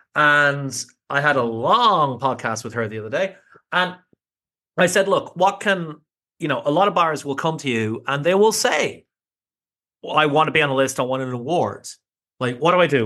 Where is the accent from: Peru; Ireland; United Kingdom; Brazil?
Ireland; being Irish